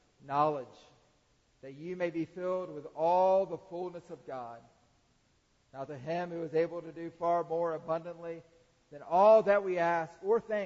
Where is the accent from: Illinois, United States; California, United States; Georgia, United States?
Georgia, United States; Atlanta; I grew up in the Atlanta area